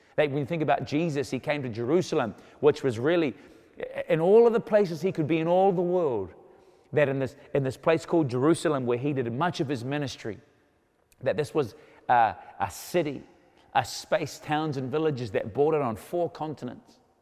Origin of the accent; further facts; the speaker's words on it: New Zealand; I was born in New Zealand